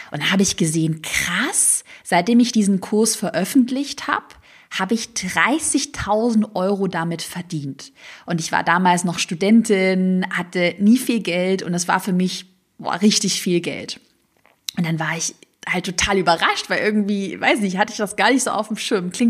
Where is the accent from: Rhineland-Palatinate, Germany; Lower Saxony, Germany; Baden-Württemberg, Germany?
Baden-Württemberg, Germany; accent: Swabian; ich glaube, man hört es noch heute ein bisschen, aber ich hatte damals einen schwäbischen Dialekt, den man halt so ein bisschen gehört hat.